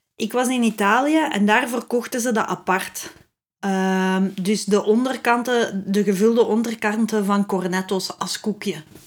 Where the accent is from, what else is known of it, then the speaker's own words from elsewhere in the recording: Flanders, Belgium; als ik als Vlaming